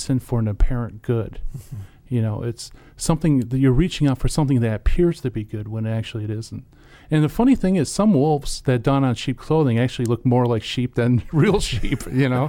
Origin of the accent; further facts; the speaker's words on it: Detroit, Michigan, United States; moved away; I'm from Detroit area